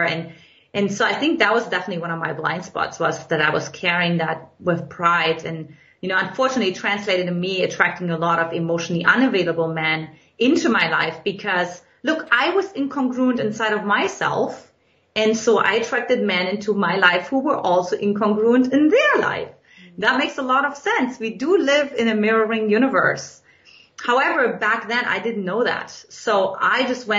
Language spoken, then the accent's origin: English; eastern Germany, Germany; English is a second language; now in United States; in case you can't detect from my accent, in Eastern Germany, where I grew up